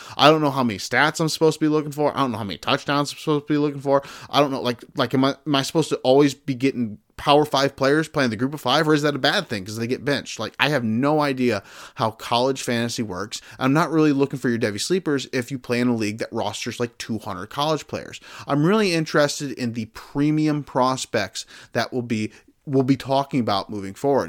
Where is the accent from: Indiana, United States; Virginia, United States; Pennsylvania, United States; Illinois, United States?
Indiana, United States; South Bend; I grew up around South Bend, Indiana.